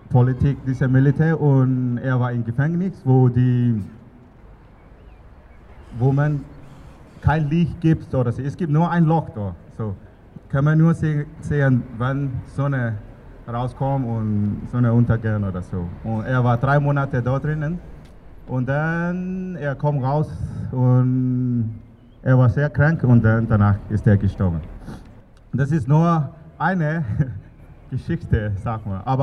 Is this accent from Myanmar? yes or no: yes; Yangon, Yangon Region, Myanmar; born there; German is a second language; Ich bin in Yangon geboren.